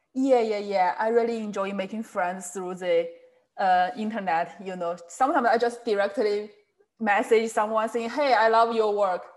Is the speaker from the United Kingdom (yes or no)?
no; China; from China